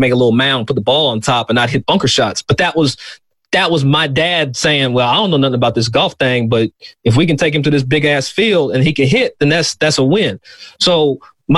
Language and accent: English; Versailles, Kentucky, United States; I'm from Versailles, Versailles, Kentucky, not Versailles, Versailles, as country as it is